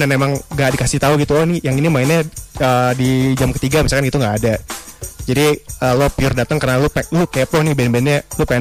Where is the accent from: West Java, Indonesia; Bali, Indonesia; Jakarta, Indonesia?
West Java, Indonesia; Bekasi; di kota gue berasal itu Bekasi.